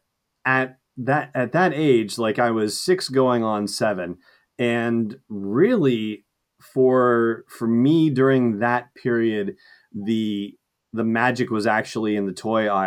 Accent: Los Angeles, California, United States; I grew up in Los Angeles, you know, very deserty

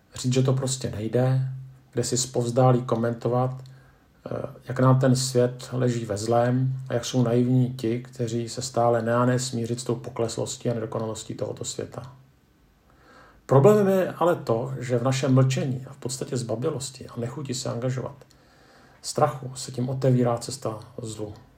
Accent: Czechia; Jako Češi

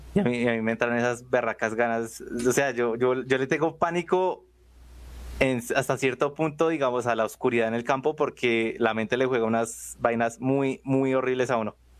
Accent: Bogotá, Colombia; soy de Bogotá

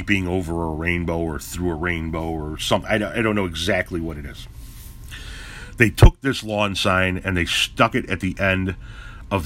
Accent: Chicago, Illinois, United States; moved away; I come from Chicago

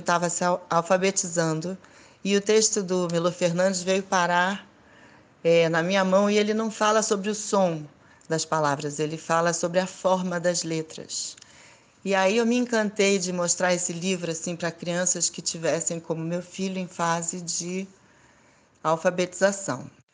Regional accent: Santos, São Paulo, Brazil; brasileira, santista e designer editorial

